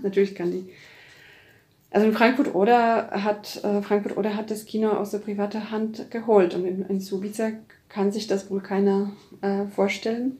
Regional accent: Poland; now in Germany; als Polin halt äh, und als lange in Deutschland ja, arbeitende Person oder Lebende.

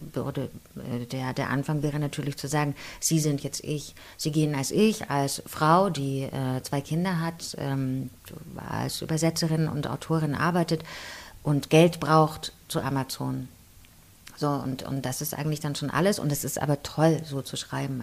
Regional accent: Chemnitz, Saxony, Germany; also born or lived in Riesa; ich bin ja in Karl-Marx-Stadt aufgewachsen

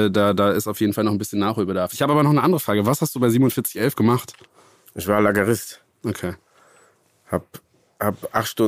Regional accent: Cologne, North Rhine-Westphalia, Germany; wie geil es war, in Köln ähm, aufzuwachsen.

